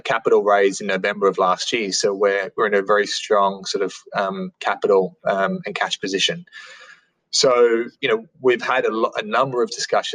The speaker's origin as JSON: {"language": "English", "town": "Sydney", "region": "New South Wales", "country": "Australia", "tie": "born or raised there", "said": "I grew up in St. Mary's in Sydney. So in a western suburbs of Sydney"}